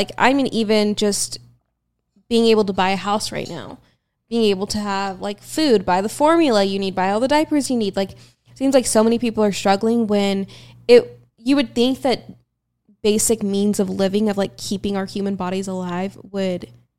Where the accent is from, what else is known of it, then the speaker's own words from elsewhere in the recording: Austin, Texas, United States; streets I grew up on and like my parents live not too far and like I went to school here, like this is my hometown